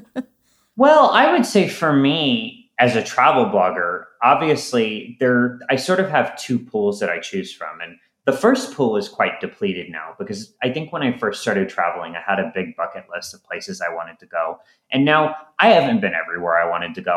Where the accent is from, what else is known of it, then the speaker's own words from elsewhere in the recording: St. Louis, Missouri, United States; I'm from St. Louis originally